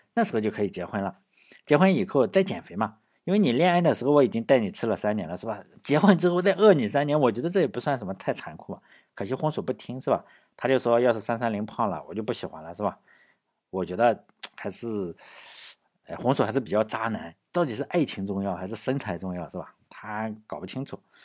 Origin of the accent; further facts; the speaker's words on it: Laiwu, Shandong, China; 我老家来无县